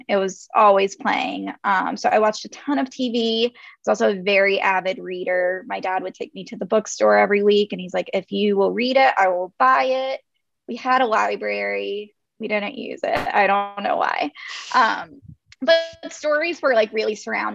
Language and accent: English; North Carolina, United States; I'm from North Carolina. I'm from a very rural area of North Carolina. And then I grew up outside of that area.